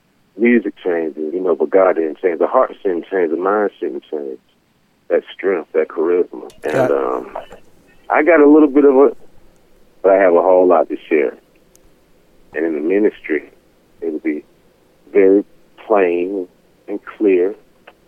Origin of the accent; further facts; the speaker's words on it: Atlanta, Georgia, United States; I'm from Atlanta, Georgia. I grew up and was raised there in the wonderful city of Atlanta